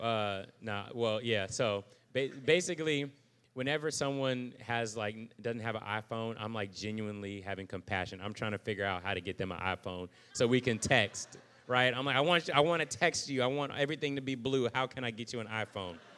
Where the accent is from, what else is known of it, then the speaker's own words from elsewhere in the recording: United States; I'm still an American